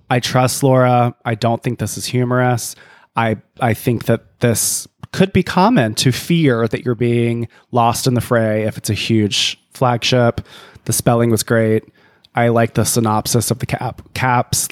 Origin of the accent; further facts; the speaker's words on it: Canada; I'm from Canada